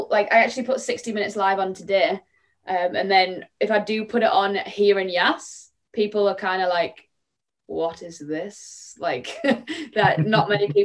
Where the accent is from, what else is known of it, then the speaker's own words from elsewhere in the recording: Middlesbrough, North East England, United Kingdom; I'm from Teesside, Middlesbrough